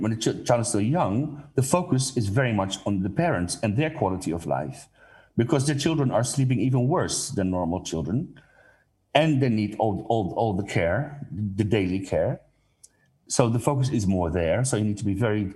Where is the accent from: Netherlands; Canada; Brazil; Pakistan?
Netherlands; I'm coming from the Netherlands